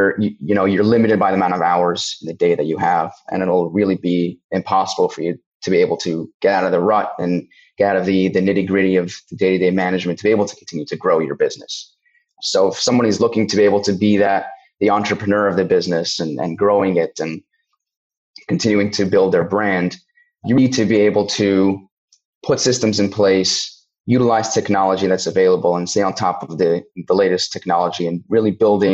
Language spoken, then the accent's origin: English; Cincinnati, Ohio, United States; moved away; also born or lived in Connecticut / Israel / Australia / London; I'm born and bred in Cincinnati, Ohio, grew up here, did move around cities and countries for a few years from Connecticut to Israel, to Australia, London, New York.